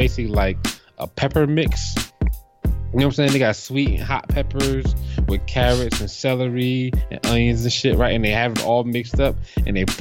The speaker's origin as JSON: {"language": "English", "region": "New Jersey", "country": "United States", "tie": "born or raised there", "said": "the Italians that we grew up with in Jersey"}